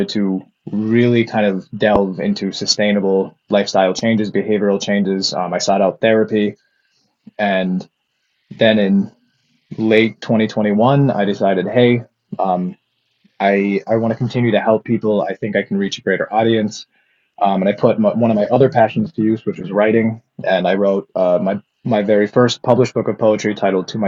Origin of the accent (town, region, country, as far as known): Upper Peninsula of Michigan, United States; moved away as an adult